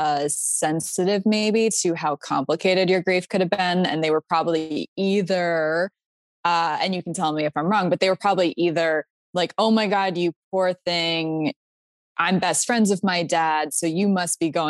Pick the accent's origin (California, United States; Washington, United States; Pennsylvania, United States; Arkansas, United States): Pennsylvania, United States; moved away as an adult; also born or lived in Florida; I went to school in Florida and I'm from Pennsylvania